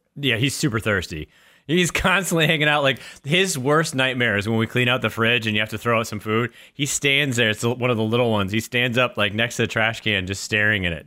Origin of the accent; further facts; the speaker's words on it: New Hampshire, United States; growing up in New Hampshire